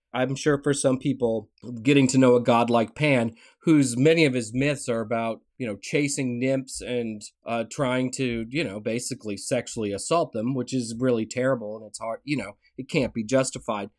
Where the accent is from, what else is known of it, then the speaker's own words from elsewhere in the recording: Tennessee, United States; moved away; growing up in Tennessee